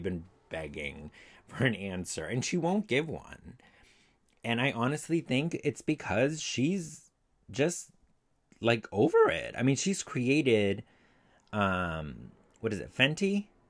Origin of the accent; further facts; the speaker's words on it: Massachusetts, United States; I'm from Massachusetts